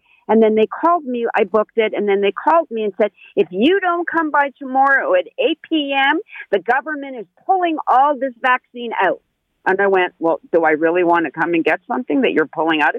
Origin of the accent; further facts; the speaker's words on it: Toronto, Ontario, Canada; And I love being Canadian. I love being from Toronto. I just turned 60 last week.